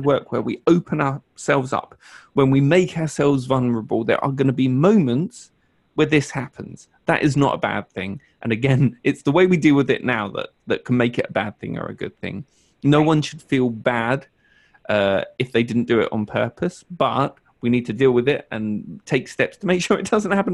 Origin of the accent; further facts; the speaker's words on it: United Kingdom; I'm British